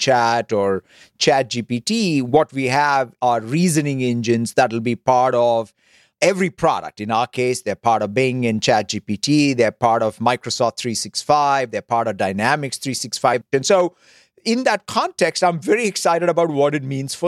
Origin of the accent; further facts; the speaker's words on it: Hyderabad, Telangana, India; as a kid growing up in Hyderabad, India